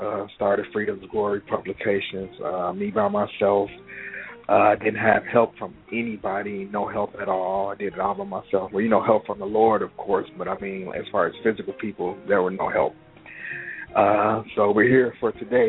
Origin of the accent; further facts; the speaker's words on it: Chicago, Illinois, United States; I'm from Chicago, born and raised. Pretty much grew up here